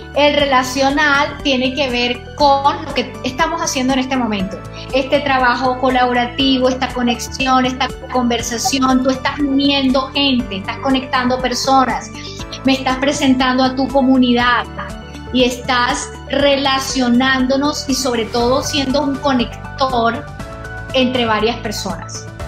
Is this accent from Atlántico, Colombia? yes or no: yes; Barranquilla, Atlántico, Colombia; yo soy costeña, yo soy de la costa de Barranquilla, de Colombia